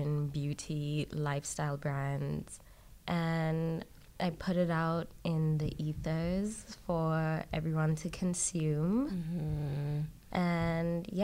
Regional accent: South Africa; also being South African, we just got our freedom like 5 minutes ago

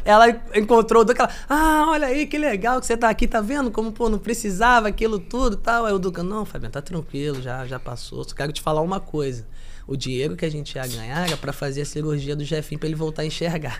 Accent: São Gonçalo, Rio de Janeiro, Brazil; Eu sou de São Gonçalo

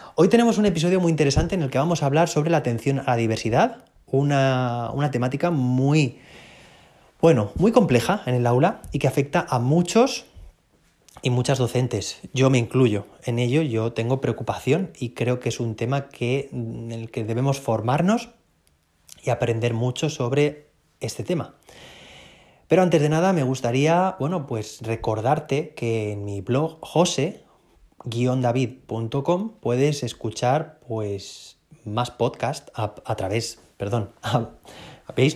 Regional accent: Spain; soy bastante gallego, decimos aquí en España

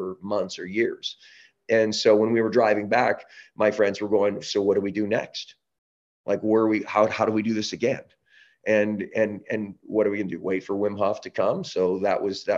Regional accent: Canada; also born or lived in Southern California; now in San Diego, United States; I'm from Canada. We don't live in echo chambers as much up there

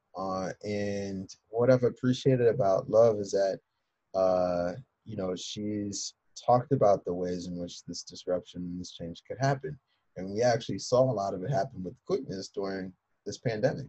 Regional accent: Philadelphia, Pennsylvania, United States; now in Evanston, United States; I'm a Philadelphian.

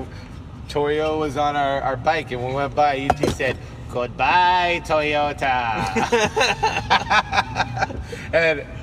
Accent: California, United States; we're from California.

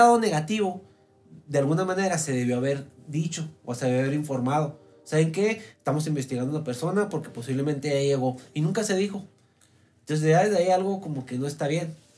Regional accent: Mexico; aquí en México

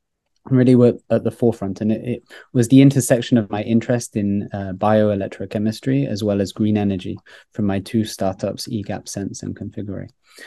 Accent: Grenoble, Auvergne-Rhône-Alpes, France; born there; also born or lived in United Kingdom; I was born in Grenoble in France, in the center of the Alps, but I actually lived most of my life in the United Kingdom.

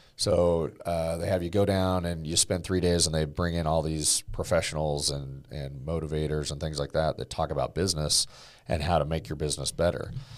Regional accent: Oregon, United States; building homes with my dad and my grandpa growing up in Oregon

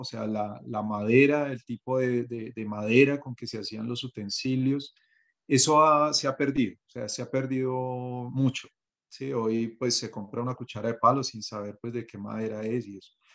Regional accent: Bogotá, Colombia; yo soy bogotano

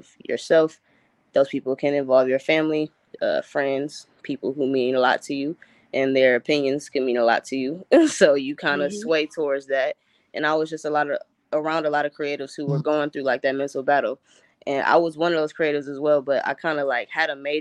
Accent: Cleveland, Ohio, United States; I'm from Cleveland, Ohio. Born and raised, went to St. Martin de Porres High School in Cleveland

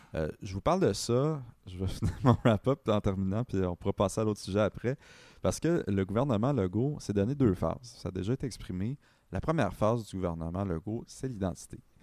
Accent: Sherbrooke, Quebec, Canada; now in Montreal, Canada; moi je viens de Sherbrooke, les gens allaient au cégep à Bishop

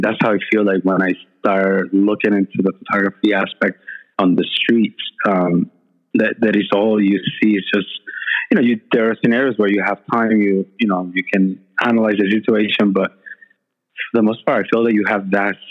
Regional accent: Puerto Rico; moved away; also born or lived in Boston; I was raised and born in Puerto Rico, small town, Como Nuevo

